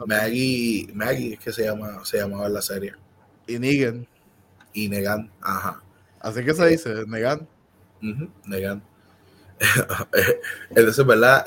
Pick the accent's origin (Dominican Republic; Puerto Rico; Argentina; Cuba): Puerto Rico